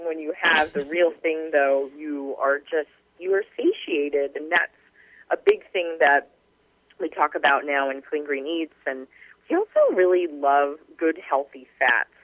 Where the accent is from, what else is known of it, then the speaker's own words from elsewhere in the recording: Carlsbad, California, United States; I'm from Carlsbad, California, right by you